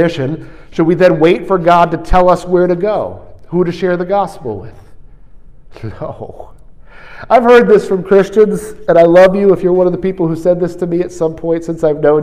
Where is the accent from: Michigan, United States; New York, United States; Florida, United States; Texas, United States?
New York, United States; I'm from New York